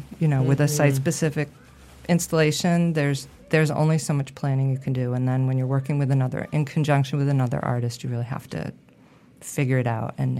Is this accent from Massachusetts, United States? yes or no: yes; Massachusetts, United States; In Massachusetts.